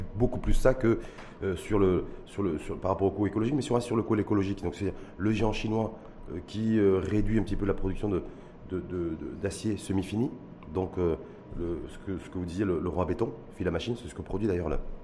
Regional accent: Morocco; chez nous, au Maroc

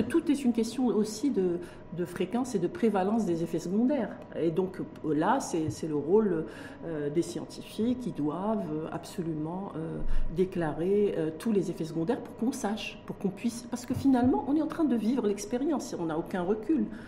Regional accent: Morocco; chez nous au Maroc

